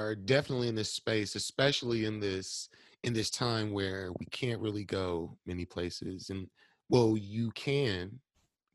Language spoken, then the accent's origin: English; Milwaukee, Wisconsin, United States; I'm born and raised here too